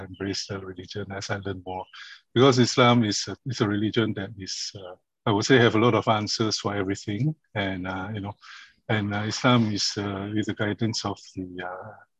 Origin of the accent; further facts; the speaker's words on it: Ipoh, Perak, Malaysia; now in Singapore; I'm originally from Malaysia, from a small little hometown in Ipoh